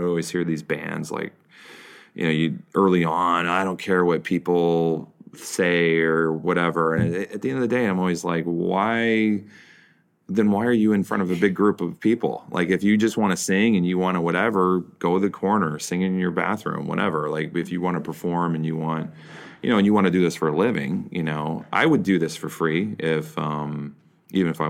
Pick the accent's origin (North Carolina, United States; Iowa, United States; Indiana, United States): Iowa, United States; moved away as an adult; now in New York, United States; I grew up in Iowa